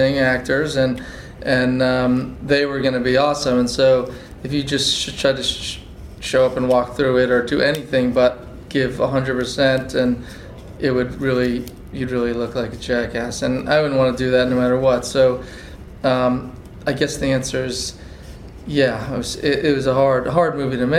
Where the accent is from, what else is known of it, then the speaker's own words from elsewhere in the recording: Massachusetts, United States; I grew up in Massachusetts